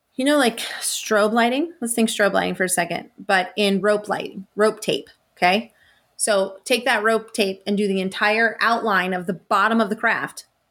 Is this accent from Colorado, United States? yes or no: yes; Estes Park, Colorado, United States; also born or lived in Tucson, Arizona; I was born in Tucson, Arizona, and then I grew up in Estes Park